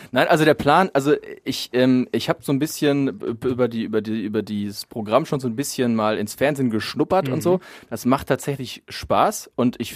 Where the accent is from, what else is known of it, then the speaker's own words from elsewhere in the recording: North Rhine-Westphalia, Germany; es ist ja so als Sauerländer, es ist so das, das, das Siegerländisch, ne?